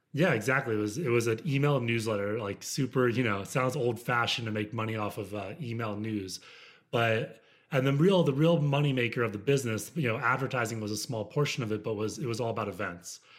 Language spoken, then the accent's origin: English; United States; moved away; also born or lived in Midwest; I grew up outside of Washington, D C